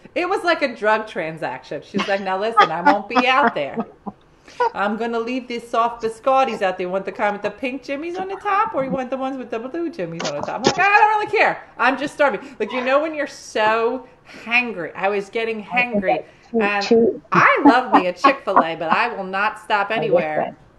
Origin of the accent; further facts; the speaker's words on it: Oregon, United States; I'm from Oregon.